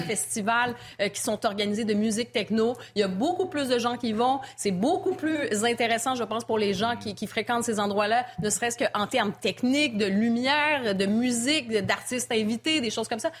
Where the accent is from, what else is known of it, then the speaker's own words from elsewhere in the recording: Montreal, Quebec, Canada; moved away; je suis originaire de Montréal.